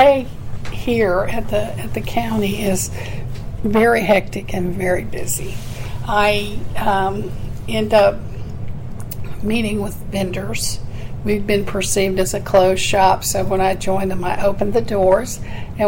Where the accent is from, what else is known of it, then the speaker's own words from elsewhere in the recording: Oklahoma, United States; moved away; I'm from Oklahoma